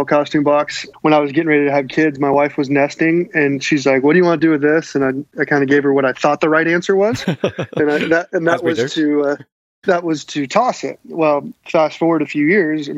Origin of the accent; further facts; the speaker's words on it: Fresno, California, United States; I grew up in Central California, Fresno